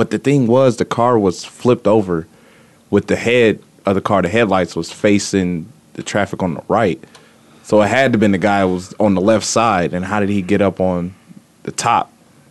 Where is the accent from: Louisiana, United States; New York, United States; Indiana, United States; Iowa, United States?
Indiana, United States; I'm from Indiana.